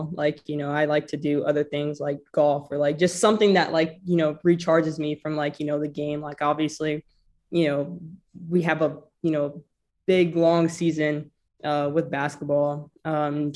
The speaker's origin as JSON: {"language": "English", "town": "Jacksonville", "region": "North Carolina", "country": "United States", "said": "I go to North Carolina, from Jacksonville, North Carolina"}